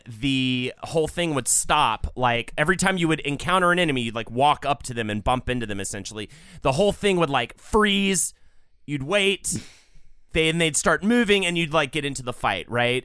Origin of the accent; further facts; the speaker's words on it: United States; as an American